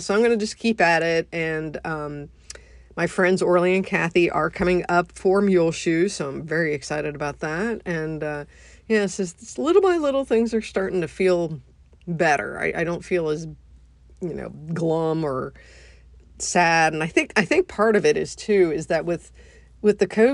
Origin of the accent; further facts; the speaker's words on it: United States; being an American